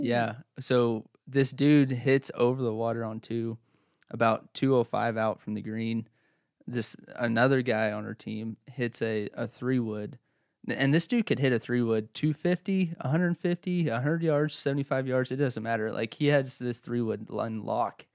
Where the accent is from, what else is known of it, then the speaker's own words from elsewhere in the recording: Oklahoma, United States; also born or lived in north central Kansas / Clyde, Kansas / central Kansas; now in Kansas, United States; I grew up in Oklahoma